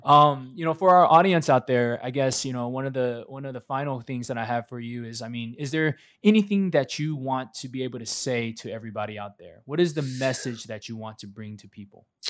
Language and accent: English; Statesboro, Georgia, United States; I grew up in Statesboro